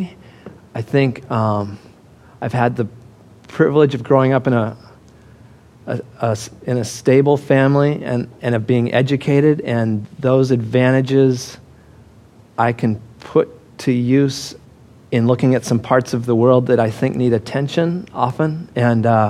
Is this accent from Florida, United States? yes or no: no; Denver, Colorado, United States; I grew up in Denver